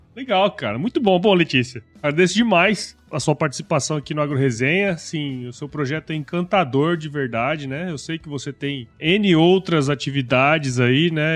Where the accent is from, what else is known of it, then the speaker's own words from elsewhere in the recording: Mato Grosso, Brazil; eu sou de Mato Grosso